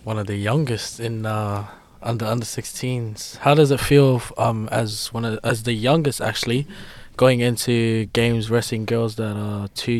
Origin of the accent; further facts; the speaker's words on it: New Zealand; moved away; I came from New Zealand